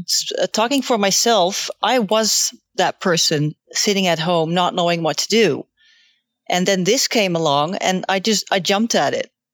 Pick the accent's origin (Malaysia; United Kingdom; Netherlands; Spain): Netherlands; I'm from the Netherlands